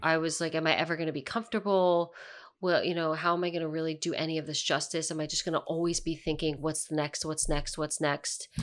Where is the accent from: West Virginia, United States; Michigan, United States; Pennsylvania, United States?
Pennsylvania, United States; near Philadelphia; I'm from Pennsylvania, I'm from kind of near Philadelphia